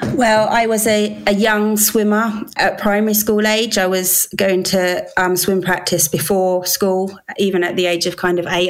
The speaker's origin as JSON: {"language": "English", "region": "London", "country": "United Kingdom", "tie": "born or raised there", "also_born_or_lived": "Wales", "said": "I was born in England"}